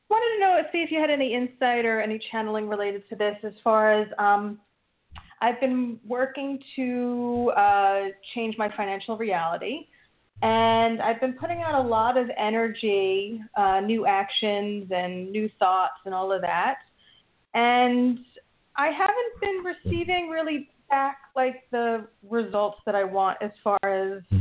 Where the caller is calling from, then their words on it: New Jersey, United States; from New Jersey. I don't think I've spoken to you